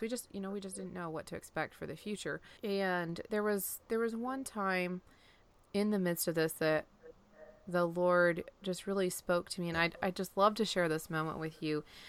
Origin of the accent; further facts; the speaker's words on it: Pennsylvania, United States; moved away as an adult; also born or lived in Iowa; now in Florida, United States; originally I grew up in Pennsylvania, and the, the Blue Mountains, um, that run up through Pennsylvania